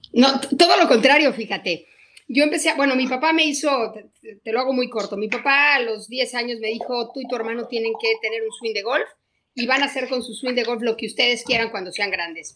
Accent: Querétaro, Mexico; moved away as an adult; also born or lived in Mexico City; a los 18 años me fui a estudiar de Querétaro a México

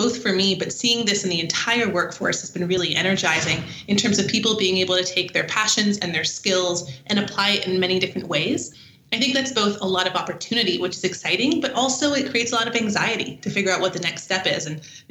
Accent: France; moved away; I grew up in France originally.

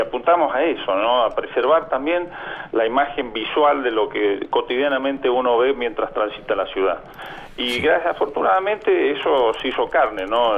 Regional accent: Salta, Argentina; yo me siento salteño y siempre me he sentido salteño.

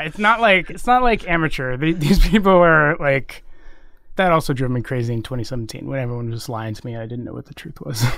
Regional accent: Texas, United States; now in San Francisco, United States; I grew up in Texas

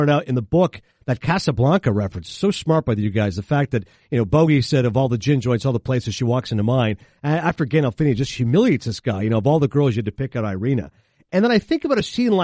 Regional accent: Canada; I grew up in Canada, so we did not have HBO

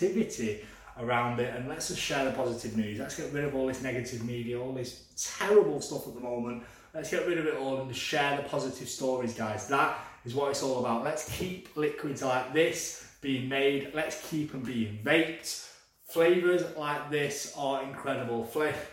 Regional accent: England, United Kingdom; I am English, I can read English

